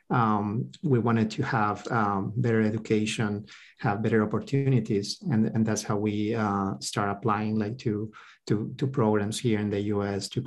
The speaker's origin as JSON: {"language": "English", "country": "Peru", "tie": "born or raised there", "moved": "as an adult", "lives_now": "Texas, United States", "said": "we came here to the U.S. about like 14 years ago. Uh, so we spent most our lives in, in Peru. We did um, uh, school, high school, and uh, college and medical school in Peru."}